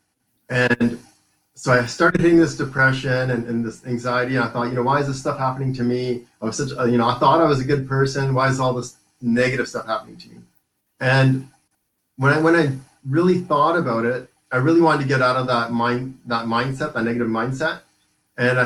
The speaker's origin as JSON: {"language": "English", "area": "Vancouver Island", "region": "British Columbia", "country": "Canada", "tie": "born or raised there", "said": "I was born and raised in Vancouver Island"}